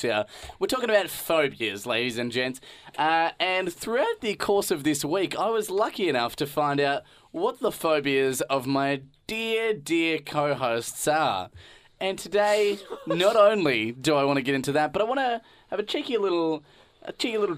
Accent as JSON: {"language": "English", "region": "Tasmania", "country": "Australia", "tie": "born or raised there", "said": "my home state of Tasmania"}